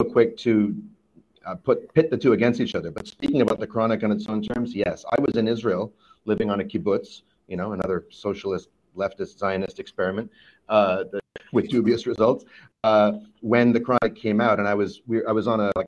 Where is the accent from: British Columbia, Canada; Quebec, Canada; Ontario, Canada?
British Columbia, Canada; Vancouver; growing up in Vancouver, Canada